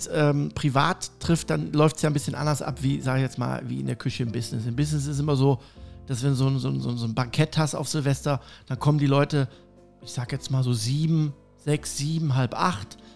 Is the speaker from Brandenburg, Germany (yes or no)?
no; Cologne, North Rhine-Westphalia, Germany; Ich komme aus Köln ja.